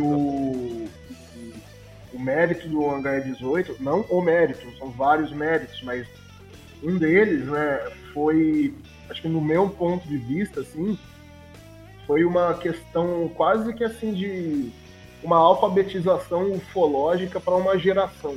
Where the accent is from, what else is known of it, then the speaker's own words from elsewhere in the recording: interior of São Paulo, Brazil; eu sou daqui do interior de São Paulo